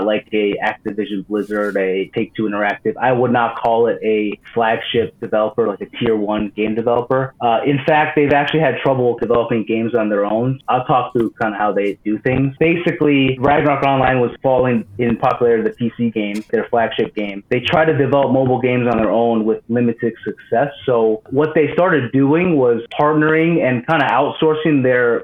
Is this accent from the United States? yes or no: yes; United States; As an American